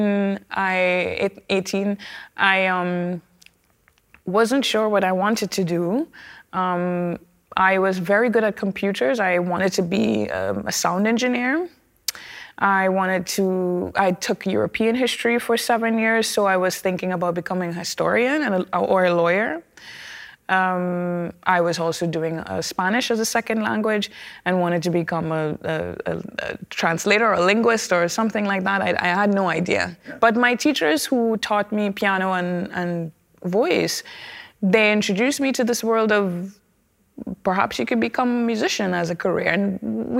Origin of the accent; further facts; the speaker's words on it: Trinidad & Tobago; I come from Trinidad and Tobago, and our culture is enriched